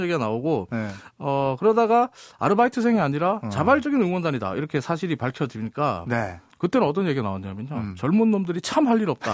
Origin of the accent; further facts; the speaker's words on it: South Korea; 대한민국에서 왔다고 말하면요